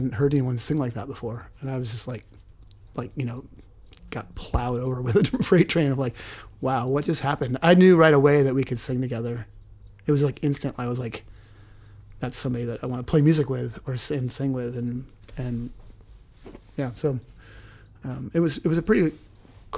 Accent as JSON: {"language": "English", "area": "Orcas Island", "region": "Washington", "country": "United States", "tie": "born or raised there", "also_born_or_lived": "Oregon", "said": "growing up on Orcas Island in Washington, pretty small community"}